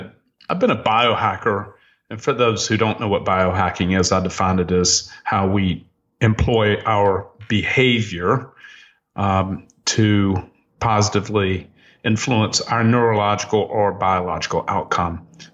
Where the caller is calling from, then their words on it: Miami Beach, Florida, United States; I'm calling you from Miami Beach, where it's warm 80 degrees today.